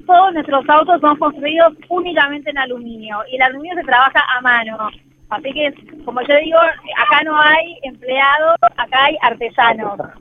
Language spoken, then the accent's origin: Spanish; Argentina; nosotros como argentinos